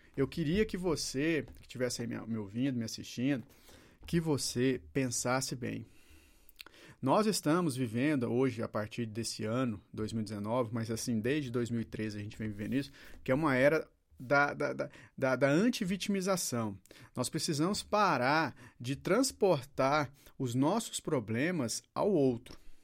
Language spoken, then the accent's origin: Portuguese; Brazil; Eu tenho um país chamado Brasil